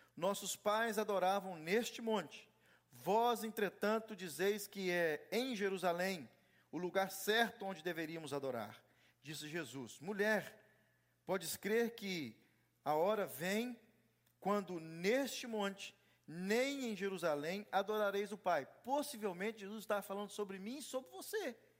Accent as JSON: {"language": "Portuguese", "country": "Brazil", "moved": "yes"}